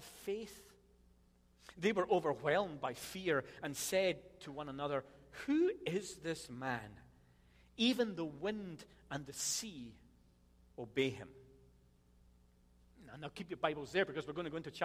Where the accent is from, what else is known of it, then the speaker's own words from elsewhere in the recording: Scotland, United Kingdom; I'm Scottish